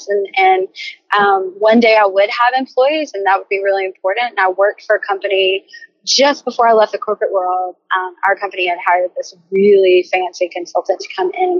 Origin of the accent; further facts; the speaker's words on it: Savannah, Georgia, United States; I'm from Savannah